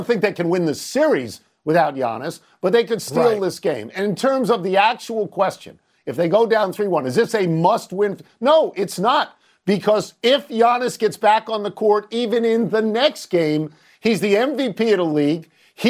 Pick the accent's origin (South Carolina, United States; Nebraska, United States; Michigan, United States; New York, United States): New York, United States; Long Island; now in Washington, United States; I grew up in Long Island.